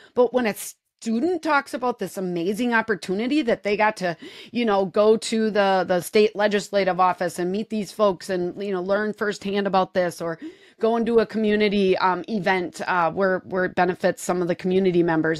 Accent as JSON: {"language": "English", "region": "Wisconsin", "country": "United States", "said": "I'm from Wisconsin"}